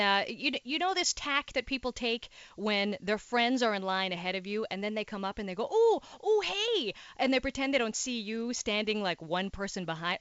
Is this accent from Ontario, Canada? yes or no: yes; Timmins, Ontario, Canada; also born or lived in Toronto; now in Montreal, Canada; I'm actually technically from a little part of Timmins called South Porcupine